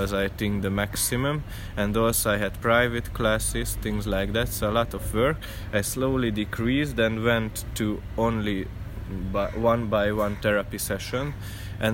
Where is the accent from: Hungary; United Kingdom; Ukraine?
Hungary; moved away; I came from Hungary